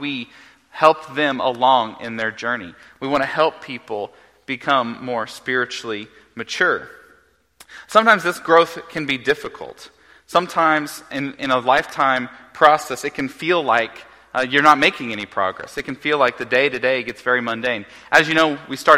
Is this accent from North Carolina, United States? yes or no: no; Oklahoma, United States; moved away; growing up in Oklahoma